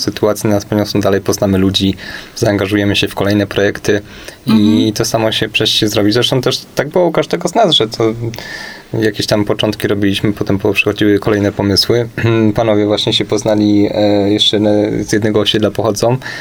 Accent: Kielce, Świętokrzyskie Voivodeship, Poland; znamy się z Kielc, ponieważ y, pochodzimy w trójkę właśnie z tego miasta

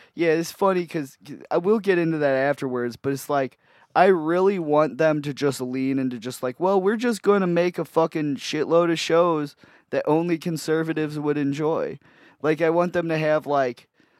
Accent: Antioch, United States; I grew up in Antioch, where it's literally just like nothing but white people there.

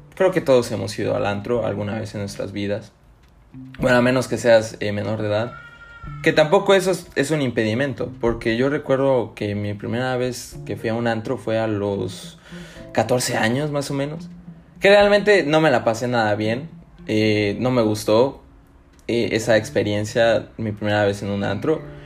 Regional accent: Tuxtla Gutiérrez, Chiapas, Mexico; Aquí en, mi ciudad natal, Tuxtla Gutiérrez

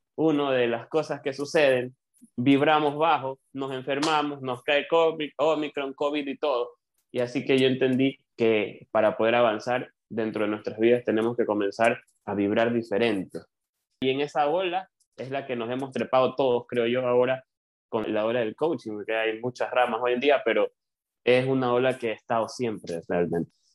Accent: Ecuador; acá en Ecuador, les cuento, yo soy de Ecuador

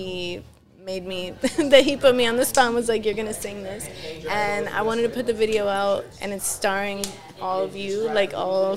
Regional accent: Miami, Florida, United States; first language Spanish; English is a second language; now in Washington, D.C. area, United States; I was born here, but I was raised in Miami

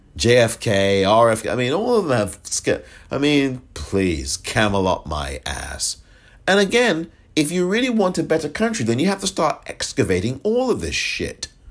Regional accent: England, United Kingdom; now in United States; I was born in England

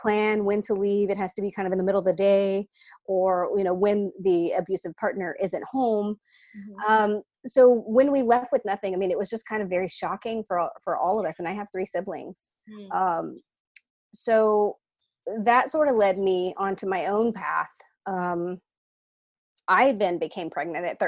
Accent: Texas, United States; So I was born and raised in Texas, third generation Latina

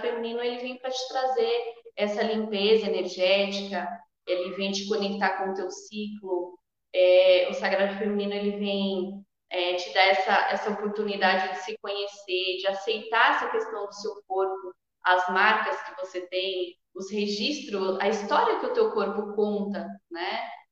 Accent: Sorocaba, São Paulo, Brazil; moro em Sorocaba, nasci em Sorocaba também

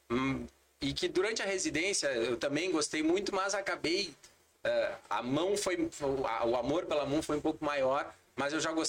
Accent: Porto Alegre, Rio Grande do Sul, Brazil; eu sou porto-alegrense, nascido e criado em Porto Alegre.

